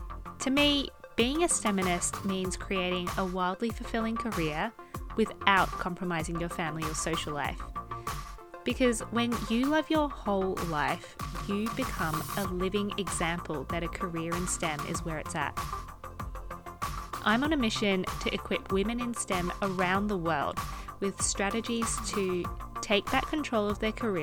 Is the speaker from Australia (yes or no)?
yes; Melbourne, Victoria, Australia; also born or lived in Hong Kong; now in Bristol, United Kingdom; I am from Melbourne, Australia. I lived there for most of my life. I was actually born in Hong Kong, spent the first, 8 months of my life there, so it's not a big memory of mine. And now I live in Bristol in the UK